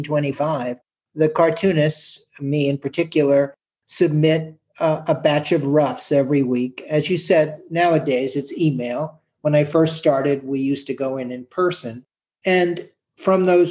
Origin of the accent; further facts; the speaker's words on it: New York City, New York, United States; my growing up on the Upper West Side of Manhattan